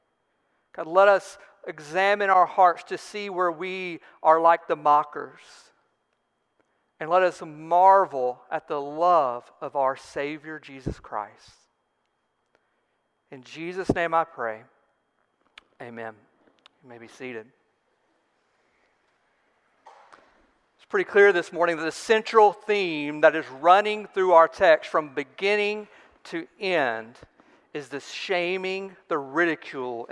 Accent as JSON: {"language": "English", "region": "Alabama", "country": "United States", "said": "I'm from Alabama, and I'm an Alabama fan."}